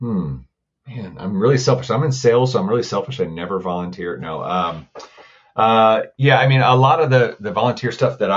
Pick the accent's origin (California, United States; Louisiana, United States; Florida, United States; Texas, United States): Florida, United States; also born or lived in Pensacola, Florida; I am from Florida